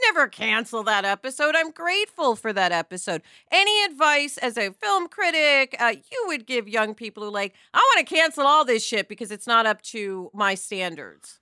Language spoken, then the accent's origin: English; New York, United States; I'm from New York